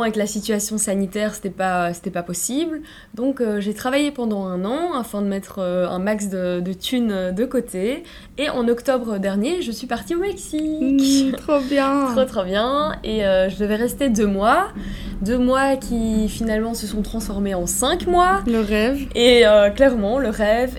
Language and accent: French; Brussels, Brussels-Capital Region, Belgium; je suis née et j'ai grandi à Bruxelles, en Belgique